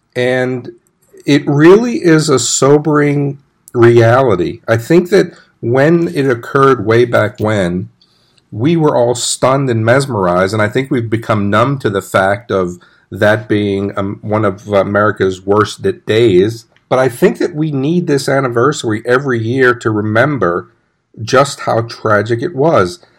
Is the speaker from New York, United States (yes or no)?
yes; New York City, New York, United States; moved away as an adult; also born or lived in Arlington, Texas; I grew up in New York City